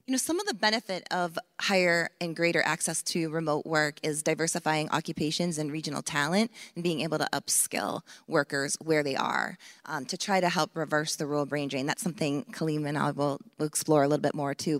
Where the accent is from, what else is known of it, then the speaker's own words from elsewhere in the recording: Maine, United States; my home state of Maine